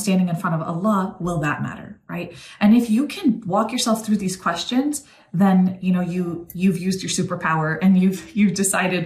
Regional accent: New York, United States; now in Texas, United States; I'm actually originally from New York

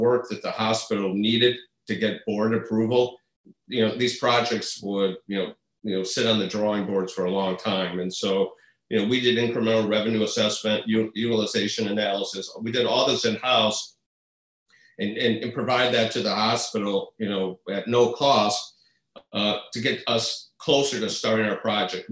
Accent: Midwest, United States; also born or lived in Madison; now in Chicago, United States; I'm from the Midwest

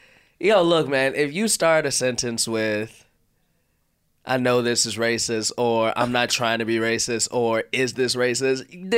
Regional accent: Chicago, Illinois, United States

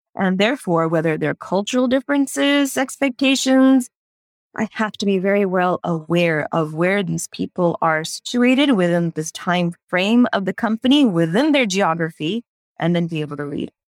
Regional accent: Houston, Texas, United States; moved away as an adult; also born or lived in India; growing up in the United States, in Houston, Texas

